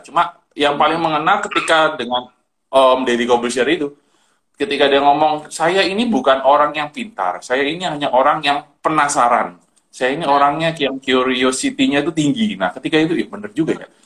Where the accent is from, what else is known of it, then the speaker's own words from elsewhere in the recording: Tarakan, North Kalimantan, Indonesia; now in Surabaya, Indonesia; saya sebenarnya asli Kalimantan Utara, dari kota Tarakan